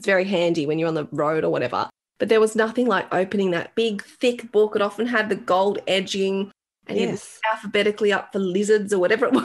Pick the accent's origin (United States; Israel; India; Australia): Australia; I was born in Australia